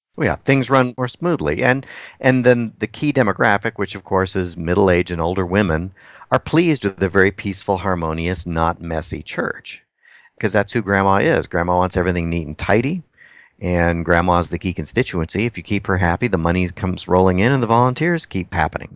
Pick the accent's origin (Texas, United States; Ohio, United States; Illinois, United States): Texas, United States; now in Anchorage, United States; I'm from Texas, and I love the Mexican food